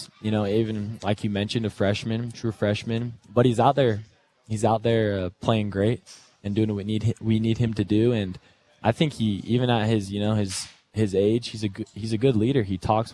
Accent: Kaysville, Utah, United States; I'm from Kaysville

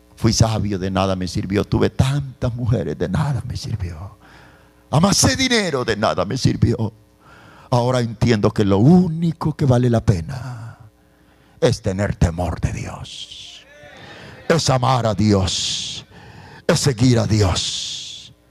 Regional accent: El Salvador; Yo soy salvadoreño

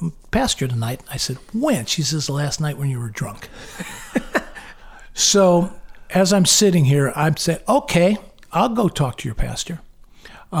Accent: United States; I'm American. I go to church, you know, twice a year

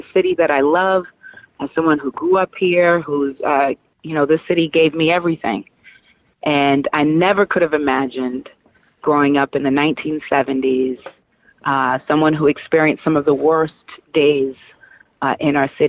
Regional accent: Boston, Massachusetts, United States; my experience growing up in Boston

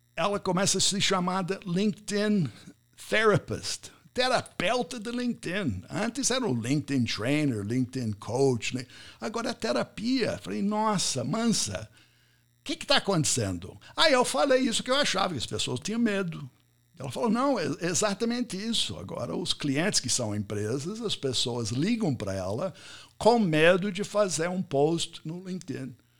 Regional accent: United States; first language English; Portuguese is a second language; moved away as an adult; also born or lived in São Paulo, Brazil; now in Brazil; eu sou americano, cheguei aqui muitos anos atrás, não fa falei, não falava português quando eu cheguei

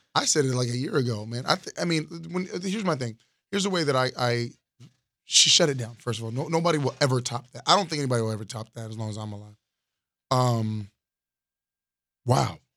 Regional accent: Florida, United States; from Florida

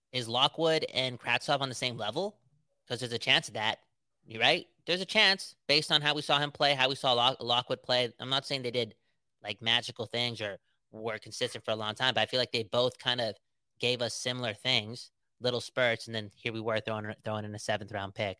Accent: West Coast, British Columbia, Canada; we're from the West Coast, the best coast

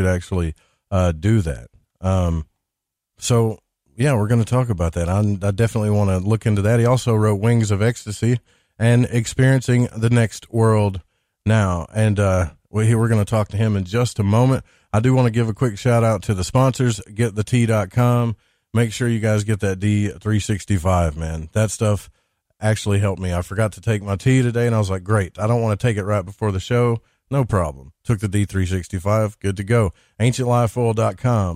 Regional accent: Arkansas, United States; I'm from Arkansas

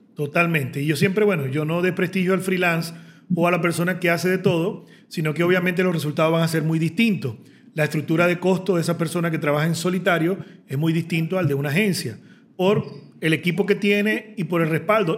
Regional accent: Venezuela; voy a prestarle un servicio desde Venezuela a otro venezolano

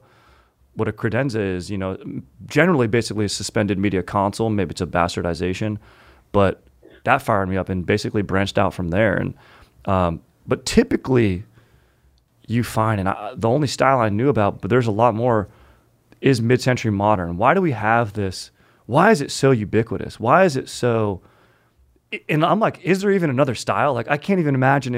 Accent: Orange County, California, United States; in OC where I grew up

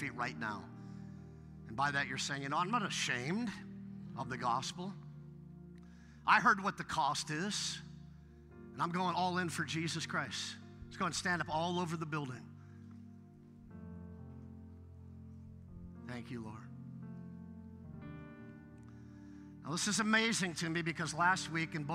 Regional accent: Westlake Village, California, United States; also born or lived in Ventura, California; I was raised in Westlake Village

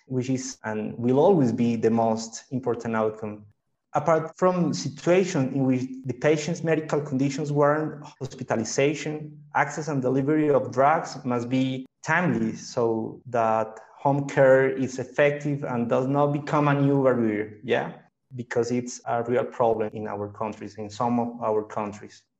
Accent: Colombia; I'm a hematologist from Colombia

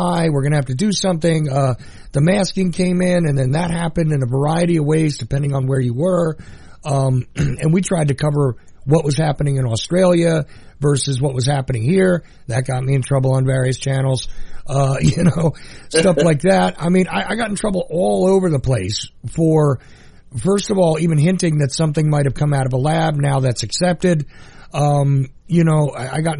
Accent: United States; also born or lived in New York / New Jersey; now in Macon, Georgia, United States; I grew up in New York, New Jersey

